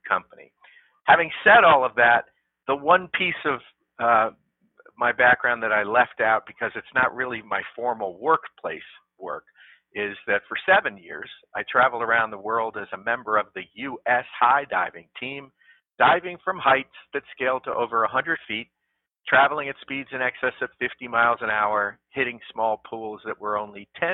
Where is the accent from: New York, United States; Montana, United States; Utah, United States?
New York, United States; 18 miles from Manhattan; I grew up in New York, 18 miles from Manhattan